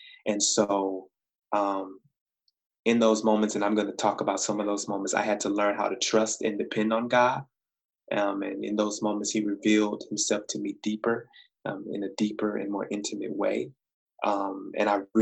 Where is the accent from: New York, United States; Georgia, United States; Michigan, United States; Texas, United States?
Michigan, United States; Saginaw; moved away as an adult; now in Ypsilanti, United States; I grew up in Saginaw